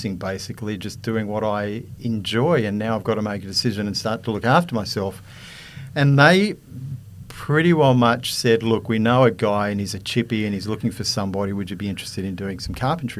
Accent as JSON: {"language": "English", "town": "Sydney", "region": "New South Wales", "country": "Australia", "tie": "born or raised there", "also_born_or_lived": "Manly", "said": "Born and raised in Sydney, born in Manly, grew up on the northern beaches in Terry Hills"}